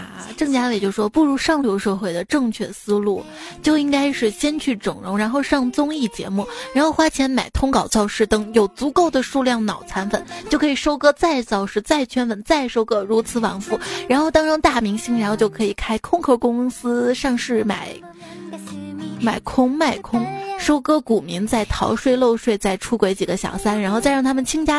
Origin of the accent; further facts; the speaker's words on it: Shaanxi, China; 其实我们，我们陕西人。